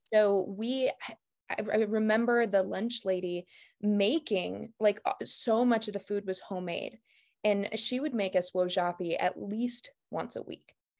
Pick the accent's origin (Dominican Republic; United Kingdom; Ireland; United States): United States; Martin, South Dakota; I grew up in Martin, South Dakota